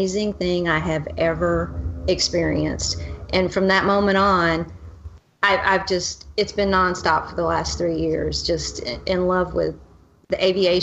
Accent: Pensacola, Florida, United States; I grew up in Pensacola, Florida, home of the Blue Angels

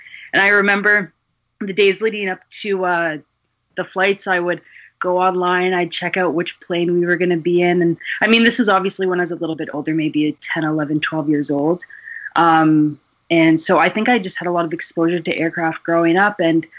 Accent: Kitchener, Ontario, Canada; I'm actually from Kitchener-Waterloo, so it's about a 45-minute drive west.

